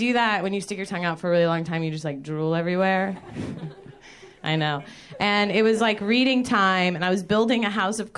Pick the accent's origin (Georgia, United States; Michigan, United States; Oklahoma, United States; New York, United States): Georgia, United States; I'm from Georgia